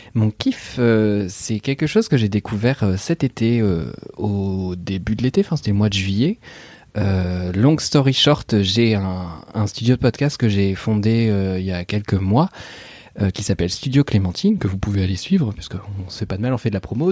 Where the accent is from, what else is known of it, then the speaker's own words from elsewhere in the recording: Normandy, France; je suis normand